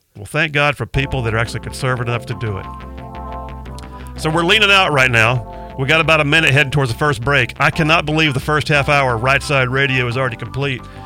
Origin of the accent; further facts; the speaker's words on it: Huntsville, Alabama, United States; also born or lived in Mobile, Alabama; I grew up mostly in the Huntsville area, uh, longtime military family